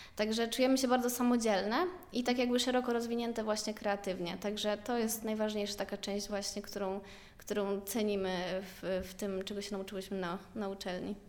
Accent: Rzeszów, Subcarpathian Voivodeship, Poland; moved away as an adult; now in Łódź, Poland; ja pochodzę z Rzeszowa

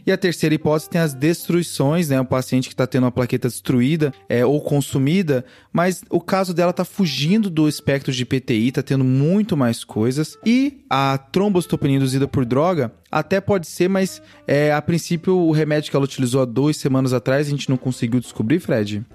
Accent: Cáceres, Mato Grosso, Brazil; moved away; minha cidade natal. Opa. Opa! Cáceres, Mato Grosso

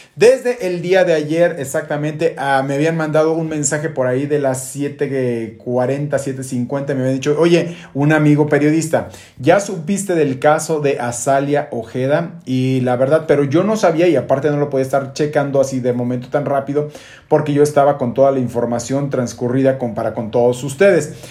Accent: Mexico; estamos sumamente orgullosos como mexicanos

